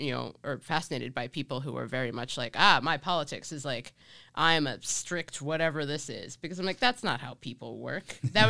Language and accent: English; Cincinnati, Ohio, United States; But I grew up in Cincinnati, and so, you know, very Republican state, especially at that time.